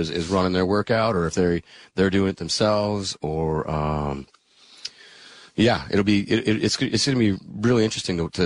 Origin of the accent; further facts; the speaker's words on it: Green Bay, Wisconsin, United States; moved away; I grew up in Green Bay.